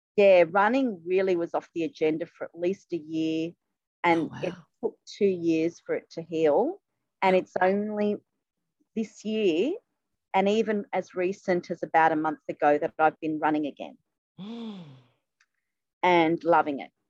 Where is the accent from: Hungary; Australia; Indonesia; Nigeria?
Australia; Sydney, New South Wales; born or raised there; also born or lived in England